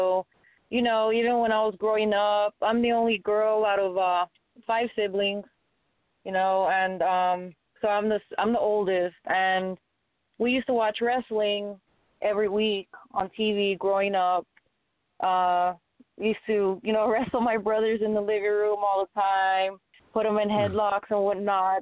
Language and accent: English; El Paso, Texas, United States; moved away as an adult; now in Odessa, United States; I'm in Odessa right now, but I am from El Paso. I currently moved to Odessa not that long ago